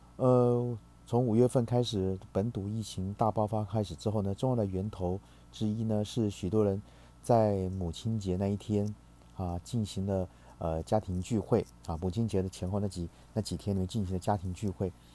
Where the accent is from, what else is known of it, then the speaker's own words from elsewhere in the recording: Taiwan; 我们台湾人